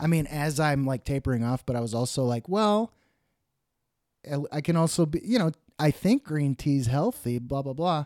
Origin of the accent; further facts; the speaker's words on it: Dallas, Texas, United States; moved away; also born or lived in Oklahoma / Los Angeles; the Dallas area where I grew up